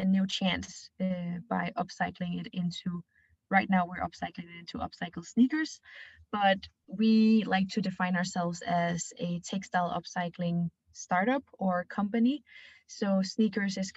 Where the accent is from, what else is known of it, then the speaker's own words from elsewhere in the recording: Denmark; I'm 24 years old, and I come here from Denmark. My mom is from China, so I have a bit of a mixed background.